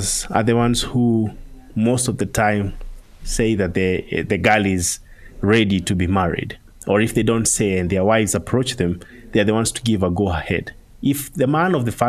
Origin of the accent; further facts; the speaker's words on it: Maasai community, southern Kenya, Kenya; I was born and raised in the Maasai community, and the Maasai community is found in Kenya. My home is in the southern part of Kenya, almost bordering Tanzania